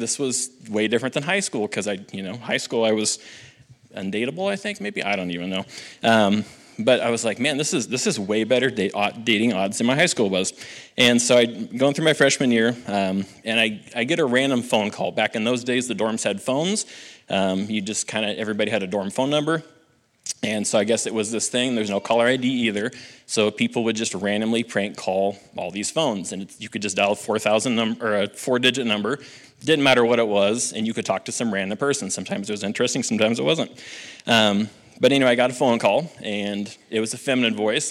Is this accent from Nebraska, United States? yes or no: yes; Halsey, Nebraska, United States; I grew up in Halsey, Nebraska